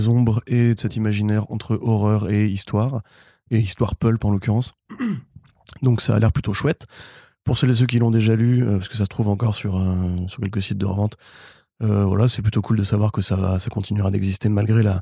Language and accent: French; Alsace, Grand Est, France; Bah, je suis alsacien